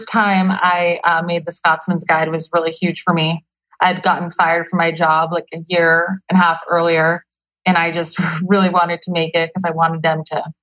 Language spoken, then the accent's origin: English; Nogales, Arizona, United States; now in Phoenix, United States; Nogales, Arizona.